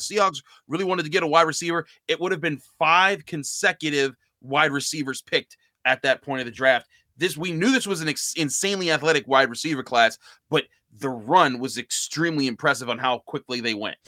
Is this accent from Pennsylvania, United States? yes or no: yes; Pittsburgh, Pennsylvania, United States; I grew up in Pittsburgh